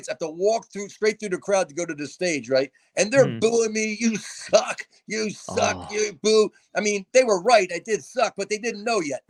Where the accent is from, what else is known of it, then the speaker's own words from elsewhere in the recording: New Jersey, United States; I'm from New Jersey